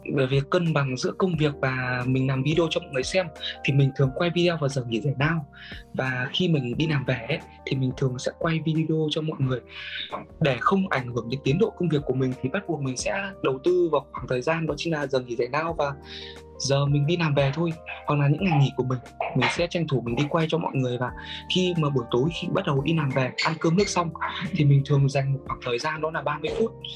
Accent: Vietnam; now in Japan

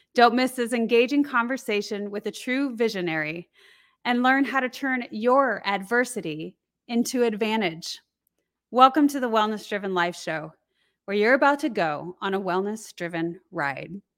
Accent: Colorado, United States; I grew up in Colorado

